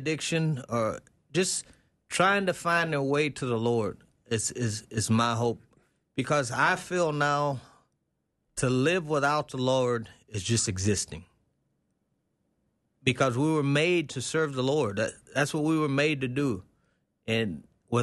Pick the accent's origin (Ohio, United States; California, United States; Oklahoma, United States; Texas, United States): Texas, United States; growing up in Texas